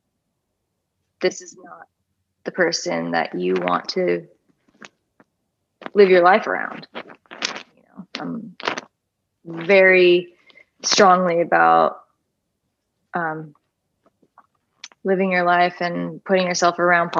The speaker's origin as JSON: {"language": "English", "town": "Atlanta", "region": "Georgia", "country": "United States", "tie": "born or raised there", "said": "my girlfriend, who I grew up with in Atlanta, Georgia, went to middle school and high school"}